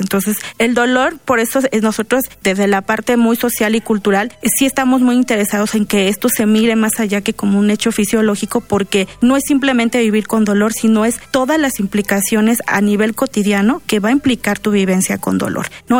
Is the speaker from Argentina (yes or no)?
no; Mexico; los mexicanos